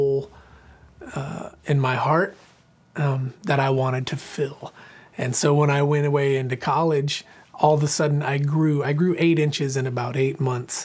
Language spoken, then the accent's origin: English; Southern Oregon, United States; moved away as an adult; also born or lived in Boise, Idaho; now in Franklin, Tennessee, United States; I was born and raised in a little farming community in Southern Oregon, about 10 miles from the California border